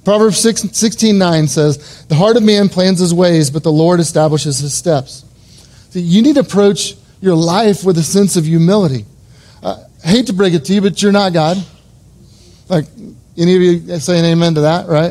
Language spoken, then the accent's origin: English; Edmond, Oklahoma, United States; I was born and raised in Edmond, Oklahoma